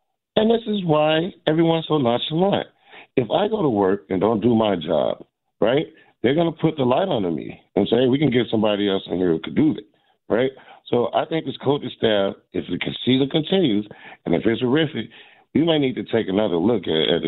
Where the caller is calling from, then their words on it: Fort Lauderdale, Florida, United States; I'm in the beautiful state of Fort Lauderdale, Florida, but the game is pretty ugly today.